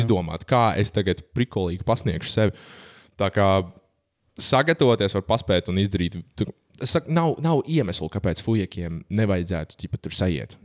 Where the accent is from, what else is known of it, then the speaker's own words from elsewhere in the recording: Valdemārpils, Kurzeme, Latvia; es pats tur nāku no Valdemāra pilsētas, tāds maza pilsēta